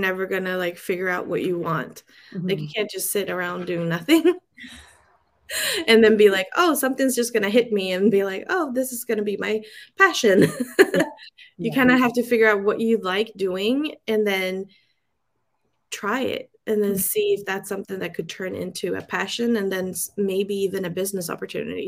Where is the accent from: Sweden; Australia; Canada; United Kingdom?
Sweden; moved away as an adult; now in San Francisco Bay Area, United States; I'm born and raised in Sweden. I came to the States when I was 23